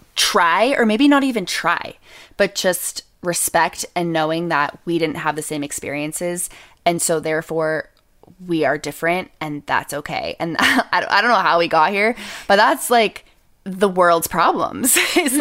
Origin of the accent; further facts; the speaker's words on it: New Hampshire, United States; I grew up in New Hampshire